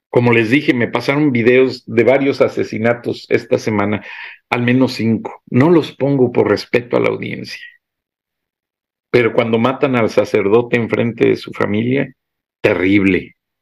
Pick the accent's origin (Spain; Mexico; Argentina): Mexico; Guanajuato; soy guanajuatense